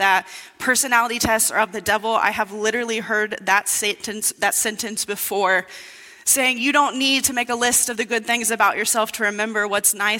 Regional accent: Indiana, United States; moved away as an adult; now in Brookings, United States; I grew up in Indiana. That's where I lived all my life until 5 years ago, until I moved here to Brookings to work at the church

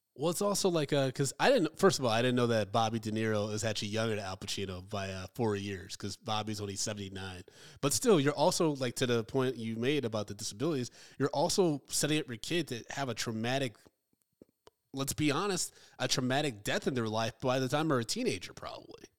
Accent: Michigan, United States; I grew up in Michigan

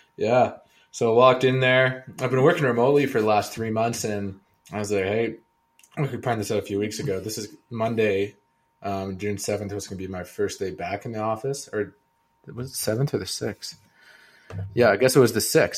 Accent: Kelowna, British Columbia, Canada; moved away; back to my hometown

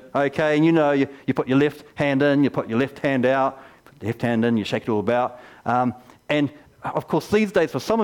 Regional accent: Geraldine, Canterbury, New Zealand; When I was 4 years old, I grew up here in Geraldine and I went to the kindergarten over here

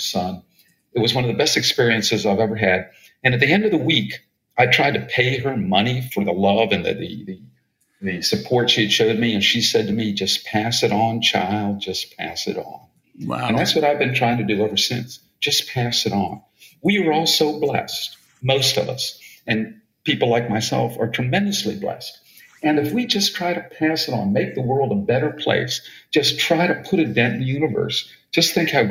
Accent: East Coast, United States; I'm from the East Coast

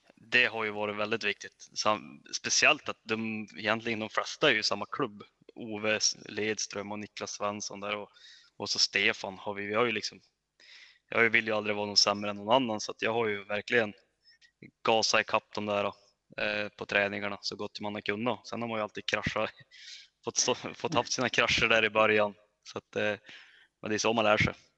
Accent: Örnsköldsvik, Västernorrland County, Sweden; jag kom från Övik

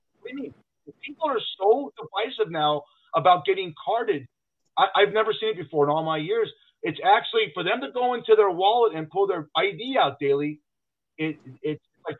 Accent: Los Angeles, California, United States; now in Las Vegas, United States; I'm from Los Angeles

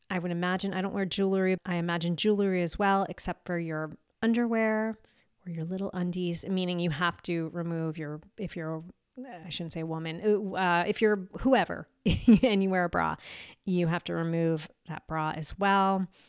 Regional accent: United States; moved away as an adult; also born or lived in Eastern Europe; I am American and I've been back in the U S for twenty-something years

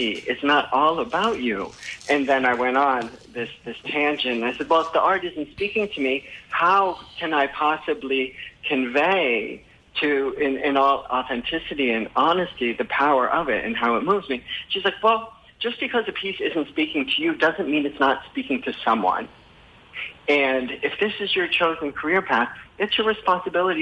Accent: Connecticut, United States; also born or lived in Newport, Rhode Island; now in St. Croix, US Virgin Islands; I'm from Connecticut

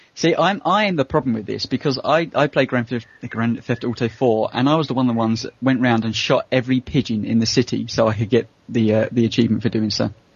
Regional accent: United Kingdom; as a Brit

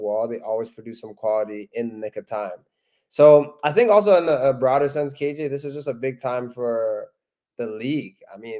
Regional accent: Canada; we're Canadian

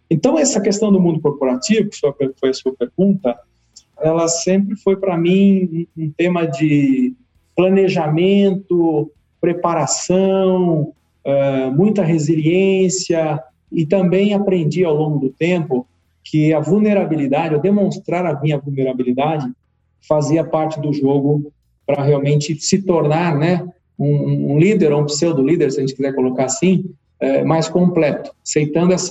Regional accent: Carapicuíba, São Paulo, Brazil; also born or lived in Osasco; Eu sou aqui de São Paulo, mas da periferia de São Paulo, né? Nasci em Osasco, cresci em Carapicuíba, sempre estudei escola pública.

